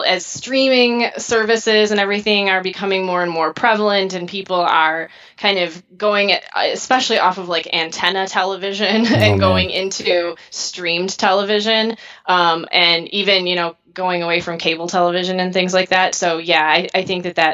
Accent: Michigan, United States; also born or lived in Worcester, Massachusetts; I'm originally from Michigan

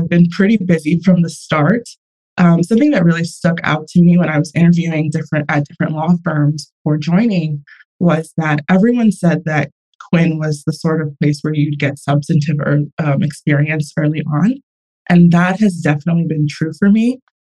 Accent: Houston, Texas, United States; now in New York, United States; From Houston in the New York office.

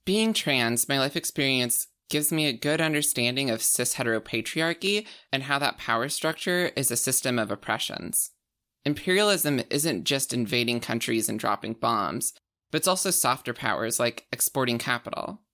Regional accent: rural Alberta, Canada; moved away; I'm from Al-, like, rural Alberta

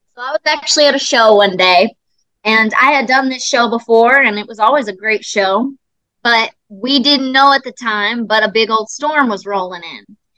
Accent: Indiana, United States; I love my home state of Indiana

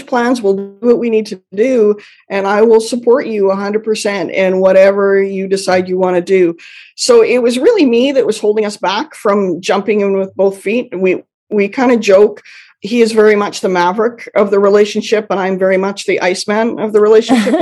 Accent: Canada; I'm Canadian

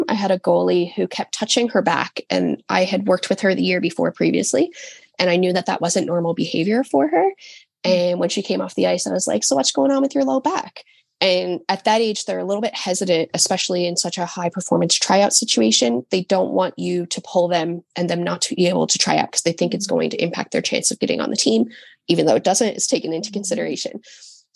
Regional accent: St. John's, Newfoundland and Labrador, Canada; I live on an island on the eastern coast of Canada

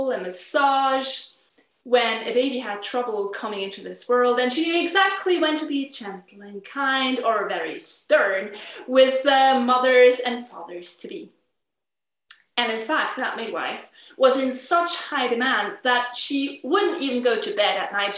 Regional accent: Switzerland; we celebrate the national holiday of Switzerland. And I was asked to do a program during the cultural activities that go on in my hometown

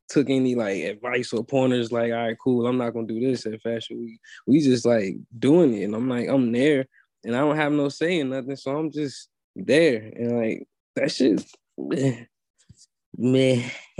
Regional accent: Richmond, Virginia, United States; moved away as an adult; now in Atlanta, United States; I'm from Richmond. Virginia is a slow place for real

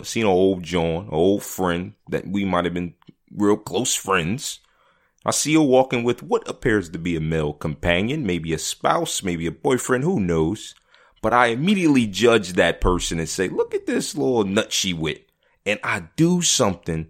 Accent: Philadelphia, Pennsylvania, United States; I grew up in Philly

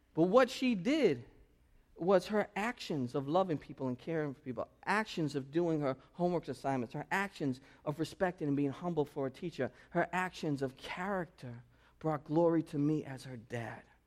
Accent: United States; this is how we are in American culture

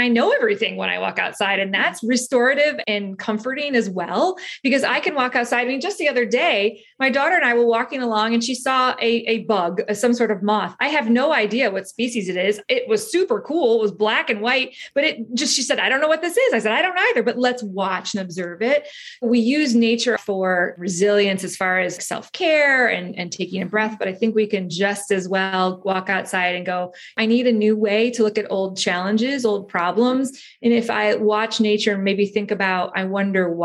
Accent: Chicago, Illinois, United States; also born or lived in Cleveland, Ohio; I'm a kid from Chicago, grew up in Chicago in Cleveland along the shores of the Great Lakes

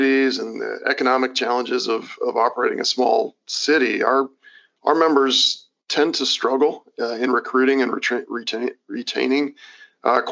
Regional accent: Kansas, United States; born or raised there

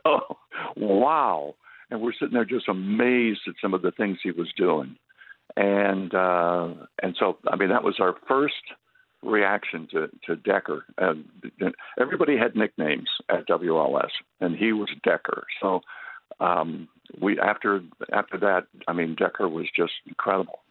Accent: Topeka, Kansas, United States; moved away; also born or lived in New York / Chicago; when I was a kid, I grew up in Topeka, Kansas, and I started radio while I was in high school

